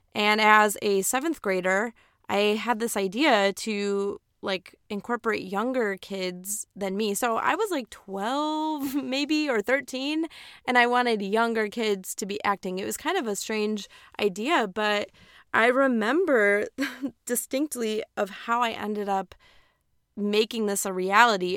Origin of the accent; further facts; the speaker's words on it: Aurora, Illinois, United States; moved away as an adult; now in East Coast, United States; I was born and raised in Aurora, Illinois, woo, Midwest